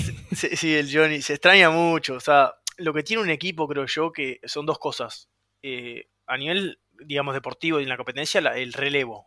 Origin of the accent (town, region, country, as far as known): Uruguay; also born or lived in Florida